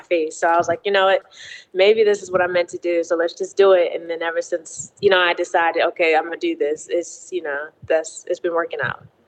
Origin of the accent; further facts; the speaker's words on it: Baltimore, Maryland, United States; now in Atlanta, United States; I'm originally from Baltimore, Maryland. Um, so born and raised there.